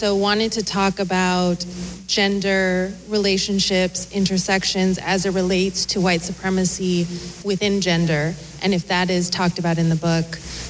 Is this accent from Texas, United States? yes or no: yes; San Antonio, Texas, United States; I am from San Antonio.